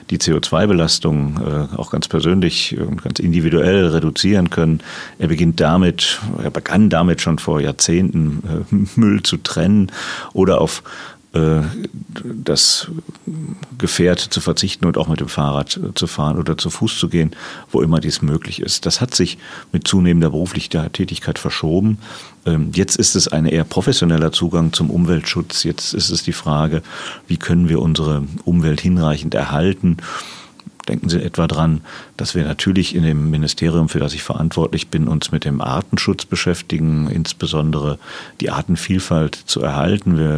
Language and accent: German; Dinslaken, North Rhine-Westphalia, Germany; ich bin gebürtiger Niederrheiner, ich komme aus Dienstlaken